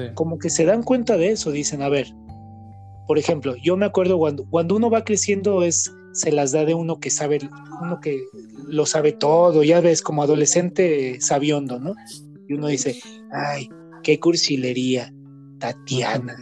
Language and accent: Spanish; Guadalajara, Jalisco, Mexico; Nosotros somos de aquí de Guadalajara